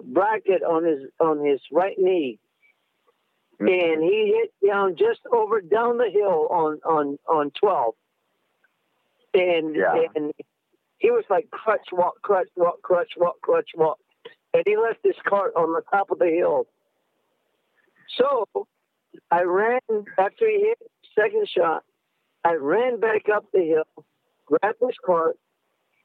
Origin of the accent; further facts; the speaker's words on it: Albuquerque, New Mexico, United States; now in Tacoma, United States; I'm from Albuquerque